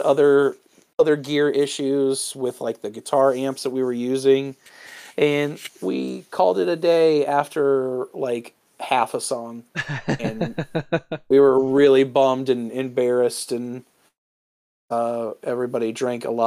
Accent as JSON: {"language": "English", "town": "Columbus", "region": "Ohio", "country": "United States", "tie": "born or raised there", "said": "here in Columbus, my hometown"}